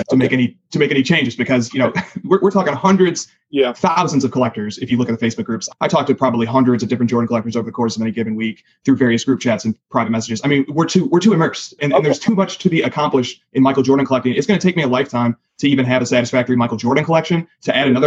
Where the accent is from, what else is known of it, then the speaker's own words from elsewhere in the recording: Rockford, Illinois, United States; I'm from the Chicagoland area, uh, and I, th- that term is used loosely. I'm actually from the Rockford